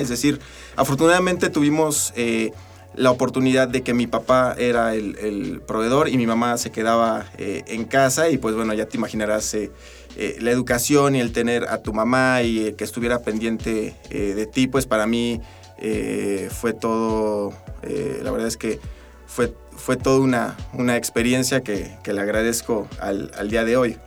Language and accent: Spanish; Tula de Allende, Hidalgo, Mexico; also born or lived in State of Mexico; now in Aguascalientes, Mexico; Yo soy eh, originario de Hidalgo. yo nací en, Tula, de, Tula de Allende, Hidalgo.